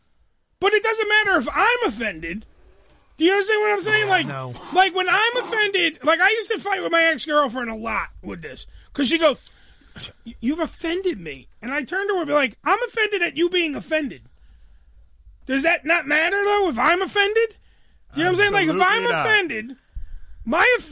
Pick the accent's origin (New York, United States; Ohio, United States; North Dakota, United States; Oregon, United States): New York, United States; New York City; I'm from Staten Island